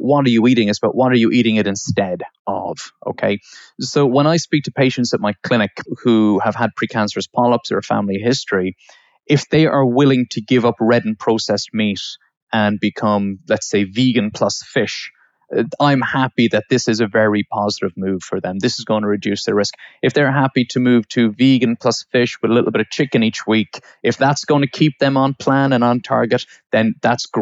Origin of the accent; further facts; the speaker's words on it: Ireland; now in United Kingdom; So I'm from Ireland, but I live in the UK